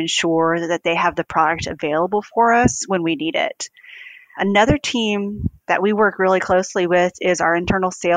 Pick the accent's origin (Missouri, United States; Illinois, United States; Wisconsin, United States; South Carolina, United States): South Carolina, United States; Greenville; I grew up in Greenville, South Carolina, where our headquarters is